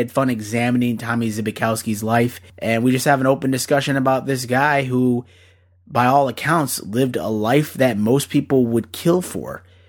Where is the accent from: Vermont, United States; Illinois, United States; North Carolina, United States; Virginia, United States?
Illinois, United States; Naperville; where we grew up in Naperville, Illinois.